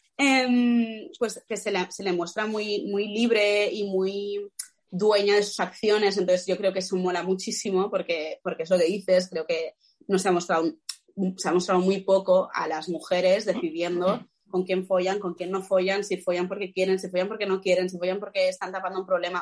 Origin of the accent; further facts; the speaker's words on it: Catalonia, Spain; como de los actores catalanes